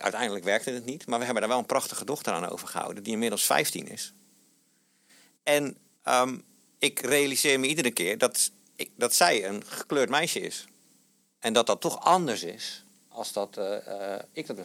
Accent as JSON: {"language": "Dutch", "region": "South Holland", "country": "Netherlands", "moved": "as an adult", "lives_now": "Rotterdam, Netherlands", "said": "Ik, ik, kom uit de provincie hier in Zuid-Holland."}